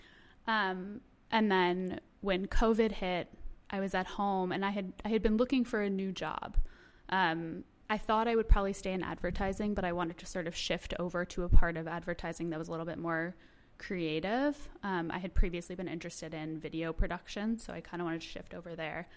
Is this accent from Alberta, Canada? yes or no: no; Toronto, Ontario, Canada; moved away as an adult; I was born in Toronto, grew up there